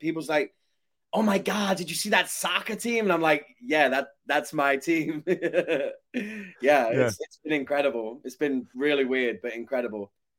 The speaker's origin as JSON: {"language": "English", "town": "Shrewsbury", "region": "West Midlands", "country": "United Kingdom", "tie": "born or raised there", "moved": "as an adult", "lives_now": "United States", "said": "growing up in Shrewsbury"}